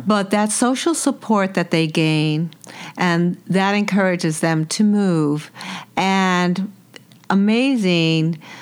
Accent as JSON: {"language": "English", "town": "New York City", "region": "New York", "country": "United States", "tie": "born or raised there", "said": "I was born and raised in New York City"}